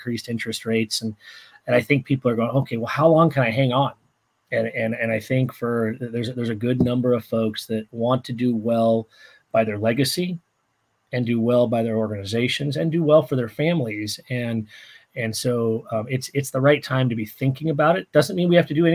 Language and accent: English; Santa Maria, California, United States; my wife and I come from Santa Maria, California, and we barbecue with red oak, and so it married my home with oak trees